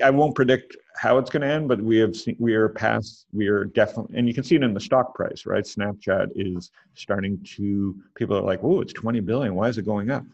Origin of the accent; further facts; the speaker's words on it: Canada; I'm Canadian